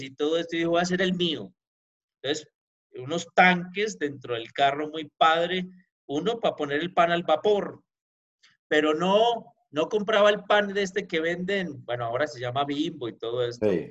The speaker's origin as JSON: {"language": "Spanish", "town": "Pereira", "region": "Risaralda", "country": "Colombia", "tie": "born or raised there", "moved": "as an adult", "lives_now": "Mexico", "said": "Yo soy de la ciudad de Pereira, Colombia"}